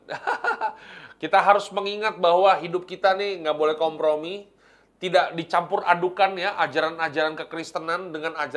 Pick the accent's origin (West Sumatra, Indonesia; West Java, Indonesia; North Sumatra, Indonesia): North Sumatra, Indonesia; ya terus kami orang Batak makanan